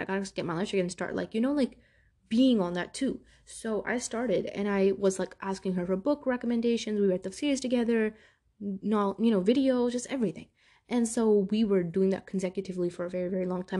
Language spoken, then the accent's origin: English; New York City, New York, United States; moved away; Growing up in Brooklyn, New York